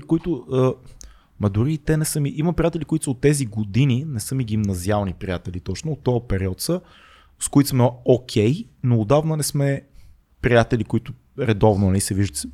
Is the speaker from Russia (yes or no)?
no; Sofia, Sofia City, Bulgaria; accent: Shop; also born or lived in Burgas; ще отговоря като шоп